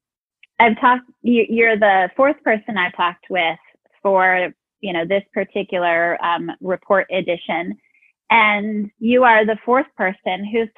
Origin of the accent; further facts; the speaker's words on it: Albuquerque, New Mexico, United States; also born or lived in Tennessee / St. Louis; now in Arizona, United States; I grew up in Albuquerque. I've lived here for about 15 years. I've lived in Tennessee and in St. Louis as well